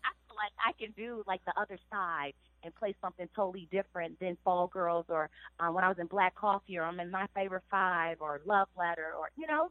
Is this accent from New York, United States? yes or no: no; Chicago, Illinois, United States; I come from the south side of Chicago